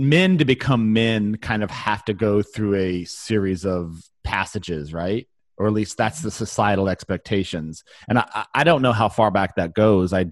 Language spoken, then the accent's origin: English; California, United States; moved away; where I grew up in California